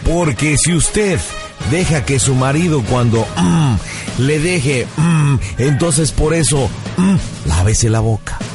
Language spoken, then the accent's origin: Spanish; Michoacán, Mexico; Yo también soy michoacano, fíjate, yo nací en un pequeño pueblo que está al norte de ahí que se llama Tarimapendécuaro, Michoacán